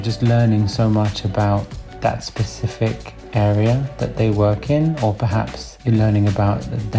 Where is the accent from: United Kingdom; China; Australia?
United Kingdom; Surrey, South East England; I'm from Surrey in the UK.